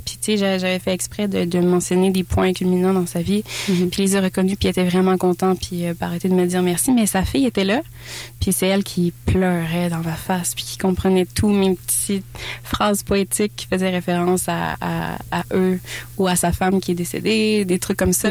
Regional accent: Saint-Raymond, Quebec, Canada; je viens de Saint-Raymond-Port-Neuf, mm-hmm. euh, j'habite sur le bord euh, d'un lac.

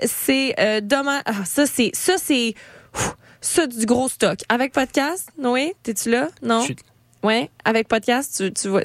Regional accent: Eastern Townships, Quebec, Canada; je viens des cantons de l'Est

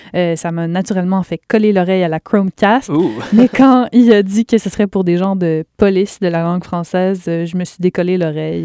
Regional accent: Quebec, Canada; chez nous, au Québec

